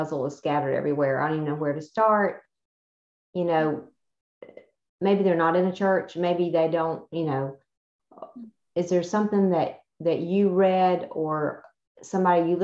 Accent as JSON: {"language": "English", "region": "the South", "country": "United States", "tie": "born or raised there", "said": "where we're raised and how we were raised in the South"}